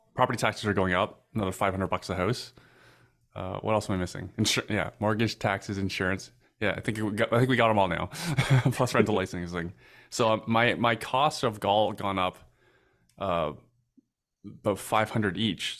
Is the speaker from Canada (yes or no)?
yes; Canada